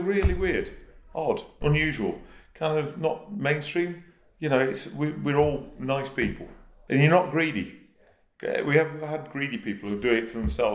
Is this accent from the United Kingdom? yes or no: yes; Yorkshire and the Humber, United Kingdom; moved away; I'm a northerner. I'm from Yorkshire.